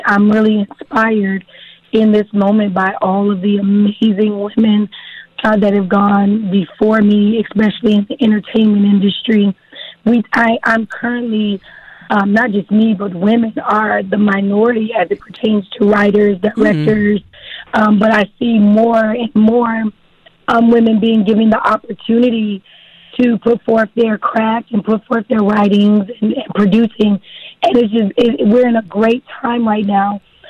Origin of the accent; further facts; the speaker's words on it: Texarkana, United States; So, yes, I'm from Texarkana. I started in the productions in Texarkana, which has been a blessing, just the greatest amount of support.